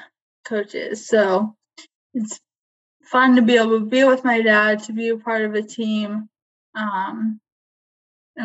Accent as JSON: {"language": "English", "town": "Mariemont", "region": "Ohio", "country": "United States", "tie": "born or raised there", "also_born_or_lived": "Columbus, Ohio", "said": "I grew up here in Marymount, Ohio, and Marymount City School"}